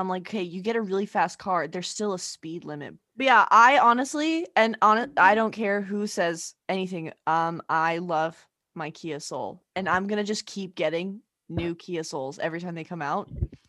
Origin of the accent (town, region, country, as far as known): Arizona, United States; born or raised there; moved away